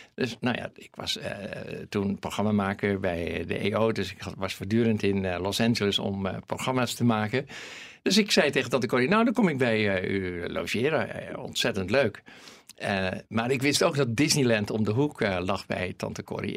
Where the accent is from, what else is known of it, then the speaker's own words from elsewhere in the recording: Netherlands; accent: Hollands; mijn Hollandse accent